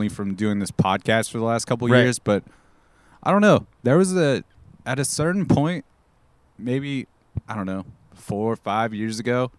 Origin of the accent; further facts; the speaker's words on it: Corona, California, United States; I grew up, I don't know, 20, 30 minutes from Orange County